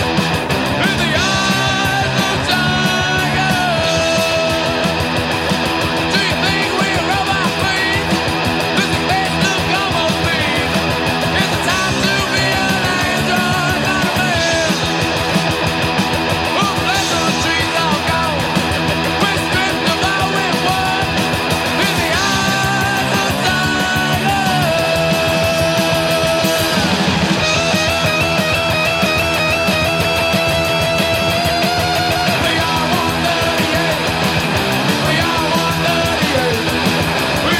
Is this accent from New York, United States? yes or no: no; California, United States; moved away as an adult; now in Arizona, United States; we moved out to Arizona from California in, I think it was 2000, 2001. And I actually kind of stayed back. My mom moved out here. I was already 18